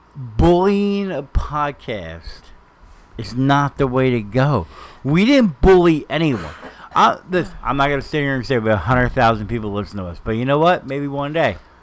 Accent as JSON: {"language": "English", "region": "New Jersey", "country": "United States", "said": "we're from Jersey."}